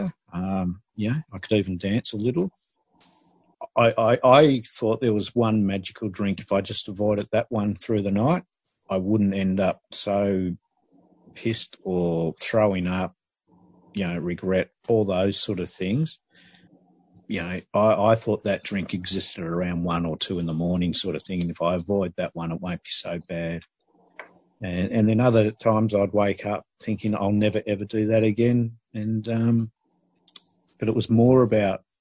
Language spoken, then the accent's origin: English; Glen Waverley, Victoria, Australia; I grew up in Glen Waverley